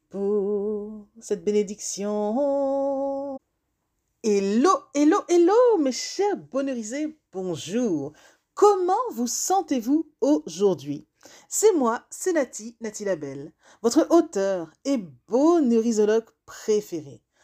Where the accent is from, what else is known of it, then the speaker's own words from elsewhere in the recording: Benin; now in France; le Bénin, c'est mon pays d'origine.